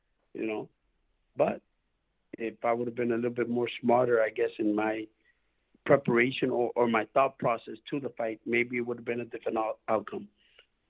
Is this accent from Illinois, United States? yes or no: yes; Chicago, Illinois, United States; I'm from Chicago